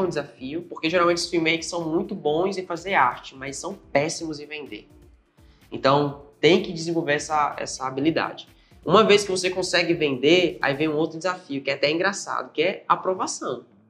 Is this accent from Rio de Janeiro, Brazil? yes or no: no; Altamira, Pará, Brazil; moved away as an adult; now in Natal, Brazil; paraense da Gema, sou lá de Altamira e vim para cá para Natal mais ou menos uns seis anos